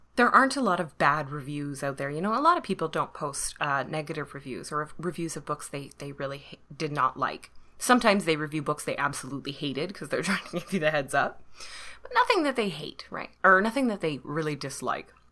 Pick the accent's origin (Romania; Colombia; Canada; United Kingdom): Canada; I am Canadian